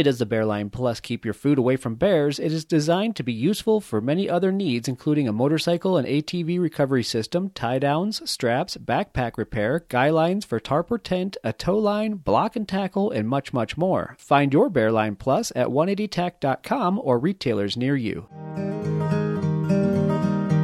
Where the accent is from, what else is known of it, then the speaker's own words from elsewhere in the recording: Connecticut, United States; I grew up on the East Coast in Connecticut, and everything was just humid